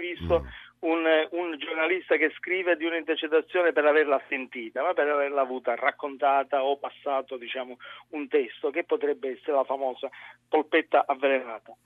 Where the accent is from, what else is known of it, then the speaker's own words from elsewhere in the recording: Sicily, Italy; anch'io siciliano